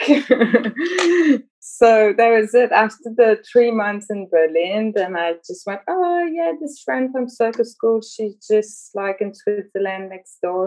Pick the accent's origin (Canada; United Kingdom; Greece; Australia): Canada; Montreal, Quebec; I'm from Montreal